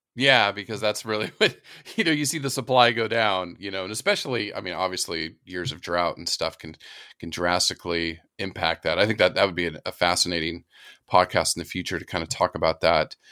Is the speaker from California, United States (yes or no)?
yes; California, United States; moved away; also born or lived in Florida / the Carolinas; I grew up in California and lived in Florida and the Carolinas